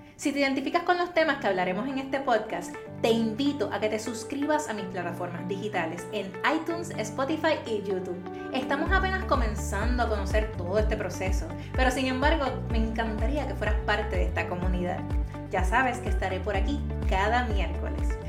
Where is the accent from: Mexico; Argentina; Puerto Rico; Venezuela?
Puerto Rico; Toa Baja; Soy natural de Toa Baja, Puerto Rico